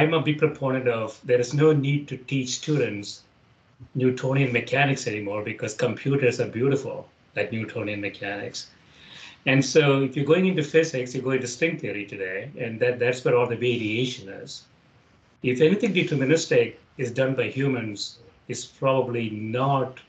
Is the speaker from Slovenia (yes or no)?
no; India; now in United States; Where I grew up in India